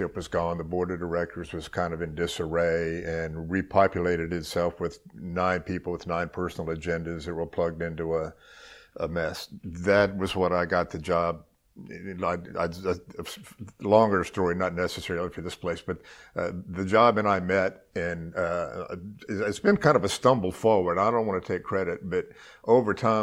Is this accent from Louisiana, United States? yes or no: yes; New Orleans, Louisiana, United States; also born or lived in Mississippi / Lafayette, Louisiana; I was born in Mississippi, long enough ago to have forgotten most of that stuff. But I grew up in New Orleans, went to high school